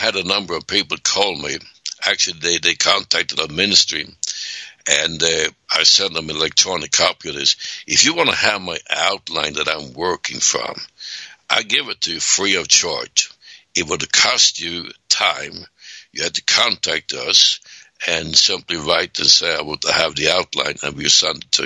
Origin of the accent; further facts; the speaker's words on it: Sweden; moved away; I was born 1939 in Sweden, and we didn't have any toilets